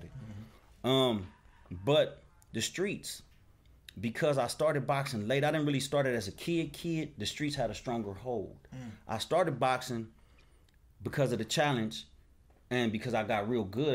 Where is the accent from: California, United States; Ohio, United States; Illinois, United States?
California, United States; Compton; Born and raised in Compton. I ain't never been nowhere else